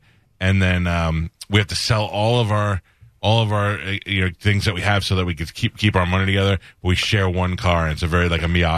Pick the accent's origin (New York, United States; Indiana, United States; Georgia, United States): New York, United States; New York City; I grew up in New York. I grew up in Staten Island.